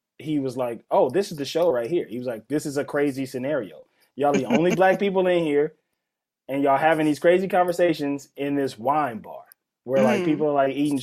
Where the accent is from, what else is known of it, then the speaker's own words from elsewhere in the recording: Mississippi, United States; I'm from Mississippi